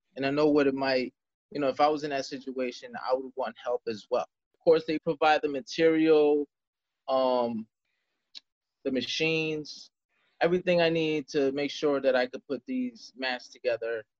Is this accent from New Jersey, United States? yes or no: yes; Jersey City, New Jersey, United States; I was born and raised in Jersey City, New Jersey